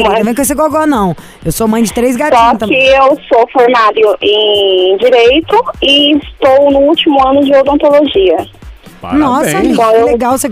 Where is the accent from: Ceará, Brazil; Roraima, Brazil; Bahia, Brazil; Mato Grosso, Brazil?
Mato Grosso, Brazil; Rondonópolis; Eu sou de Rondonópolis, sou brasileira.